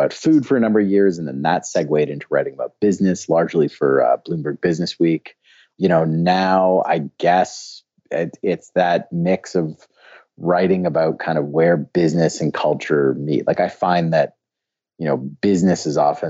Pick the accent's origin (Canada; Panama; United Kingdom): Canada; also born or lived in Argentina / Brazil; I'm from Canada